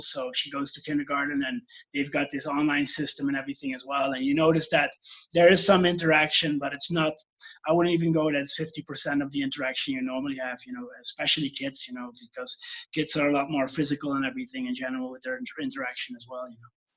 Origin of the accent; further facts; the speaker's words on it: Belgium; moved away as an adult; now in Peru; I'm from Belgium. I'm living in Peru now for the last 15 years